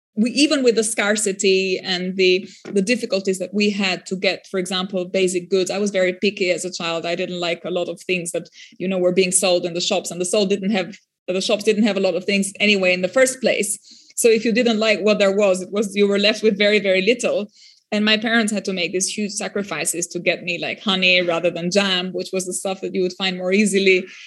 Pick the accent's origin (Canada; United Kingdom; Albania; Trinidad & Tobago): Albania; born or raised there; first language French; English is a second language